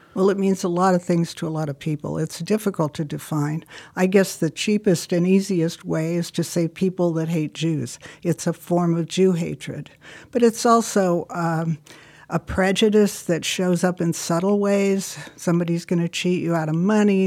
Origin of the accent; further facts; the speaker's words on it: California, United States; moved away; I was from California